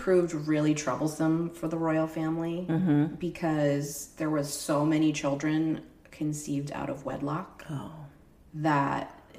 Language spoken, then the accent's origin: English; United States; we as two American women